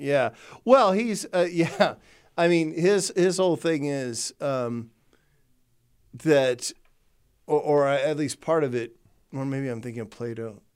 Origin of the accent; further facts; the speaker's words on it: Texas, United States; growing up in Texas